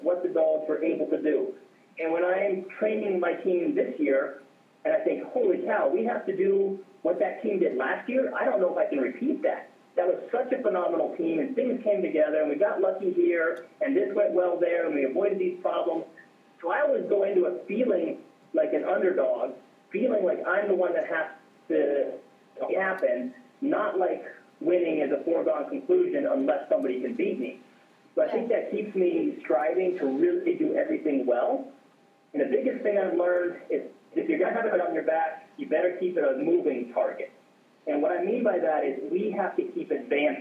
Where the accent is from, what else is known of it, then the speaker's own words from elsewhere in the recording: Alaska, United States; I'm from Alaska and it doesn't have a lot of people